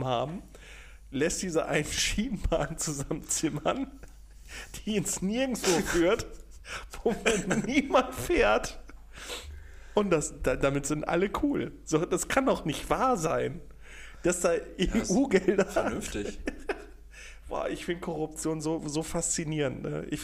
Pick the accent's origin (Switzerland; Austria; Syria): Austria; Äh, Digga, ich bin Österreicher.